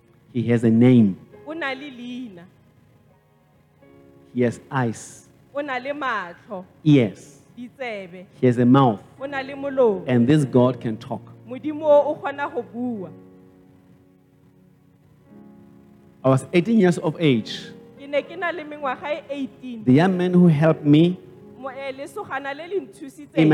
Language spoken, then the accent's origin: English; Cape Town, Western Cape, South Africa; I was raised by my grandmother. I was born in Cape Town, Guguletu.